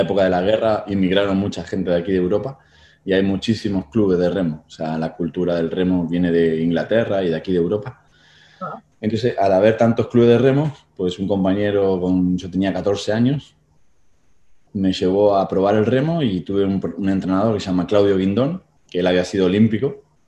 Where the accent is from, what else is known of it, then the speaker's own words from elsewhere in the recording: Tigre, Buenos Aires Province, Argentina; moved away as an adult; now in Spain; nací en Buenos Aires, Argentina, allá en 1976